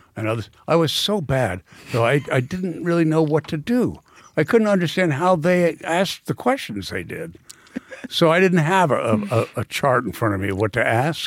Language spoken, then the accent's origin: English; New York, United States; I am a New Yorker